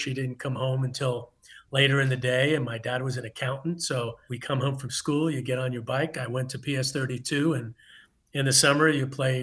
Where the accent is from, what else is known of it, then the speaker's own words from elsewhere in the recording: New York City, New York, United States; I grew up in Queens